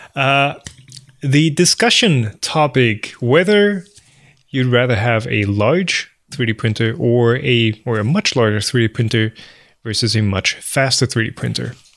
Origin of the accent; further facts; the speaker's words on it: Bavaria, Germany; We are both Bavarians